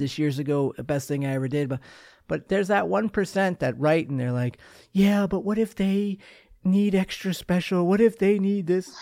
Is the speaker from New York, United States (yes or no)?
yes; Long Island, New York, United States; I'm a kid from Long Island